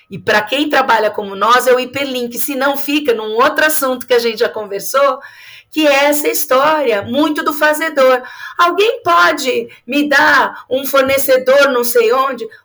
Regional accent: São Paulo, Brazil; Eu sou de São Paulo

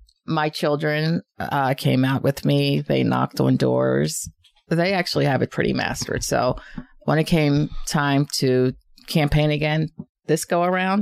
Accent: Norristown, Pennsylvania, United States; I grew up on the East End for about 20 plus years.

